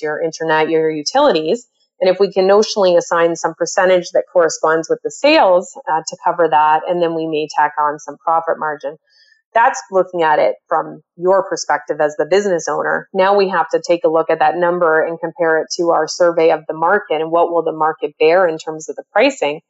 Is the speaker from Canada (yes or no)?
yes; Canada; also born or lived in Toronto, Ontario; I'm a Canadian. I live in Ontario, normally in Toronto